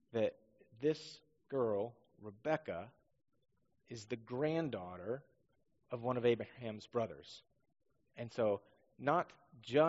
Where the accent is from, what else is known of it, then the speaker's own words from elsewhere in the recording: Northeast Washington, United States; also born or lived in Southern California; now in Roseburg, United States; growing up in Northeast Washington